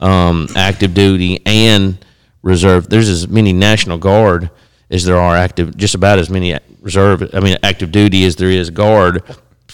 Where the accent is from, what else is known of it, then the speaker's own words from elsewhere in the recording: Alabama, United States; I'm from Alabama